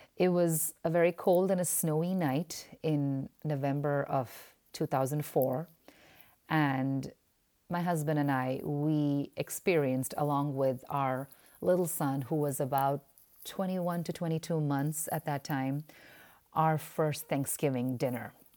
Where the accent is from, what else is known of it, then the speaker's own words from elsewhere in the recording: India; moved away as an adult; now in United States; being Indian and having been part of the Indian i-, immigrant church for almost fourteen to fifteen years